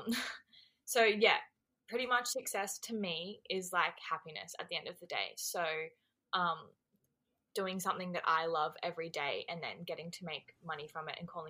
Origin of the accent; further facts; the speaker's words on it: Australia; I am Australian